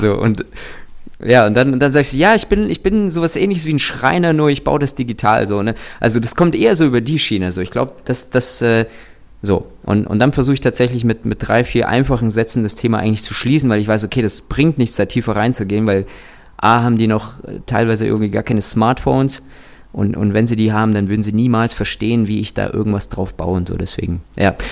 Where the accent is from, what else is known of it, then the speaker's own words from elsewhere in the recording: Kazakhstan; ich bin tatsächlich in Kasachstan geboren